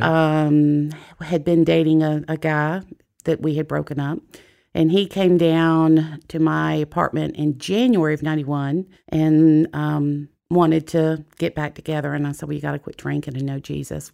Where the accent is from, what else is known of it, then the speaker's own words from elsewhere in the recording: Jacksonville, Florida, United States; I was, I was born in Jacksonville, Florida